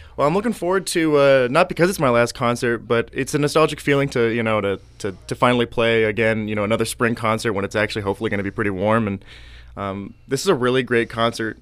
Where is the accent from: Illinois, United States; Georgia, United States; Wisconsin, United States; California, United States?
Illinois, United States; Pittsfield; I grew up in Pittsfield, Illinois.